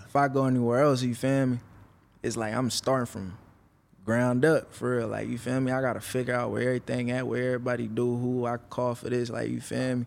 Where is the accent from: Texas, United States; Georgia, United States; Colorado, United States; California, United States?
California, United States; Vallejo; also born or lived in Oakland; I grew up in Vallejo.